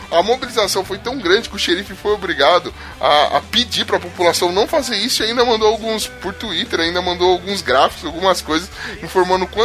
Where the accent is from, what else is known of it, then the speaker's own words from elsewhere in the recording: São Paulo, Brazil; Eu sou da zona leste de São Paulo.